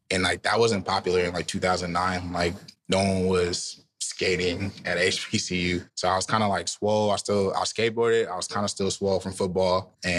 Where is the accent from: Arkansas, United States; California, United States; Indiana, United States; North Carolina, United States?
California, United States; Richmond; moved away as an adult; also born or lived in Sacramento, California / Louisiana; now in New York, United States; I'm from Richmond, but all my family is from the South.